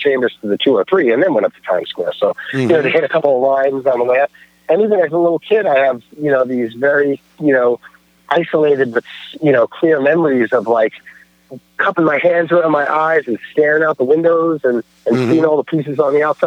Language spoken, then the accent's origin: English; New York City, New York, United States; moved away as an adult; I grew up in Staten Island